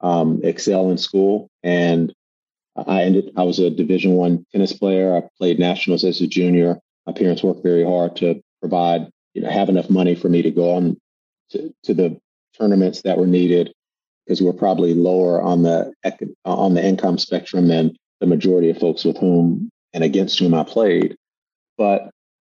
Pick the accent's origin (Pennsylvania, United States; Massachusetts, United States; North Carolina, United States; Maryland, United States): North Carolina, United States; Durham; moved away; I grew up in Durham, North Carolina